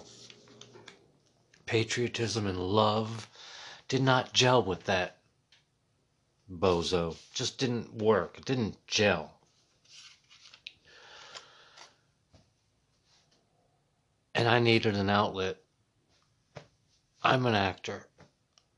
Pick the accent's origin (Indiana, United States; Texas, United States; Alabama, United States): Indiana, United States; Muncie; now in Washington, D.C., United States; I was raised in Middletown, America, Muncie, Indiana.